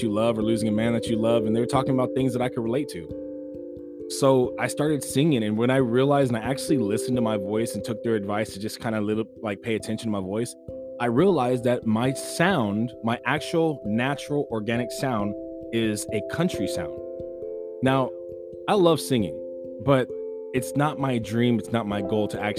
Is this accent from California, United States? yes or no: yes; California, United States; I'm born and raised in California.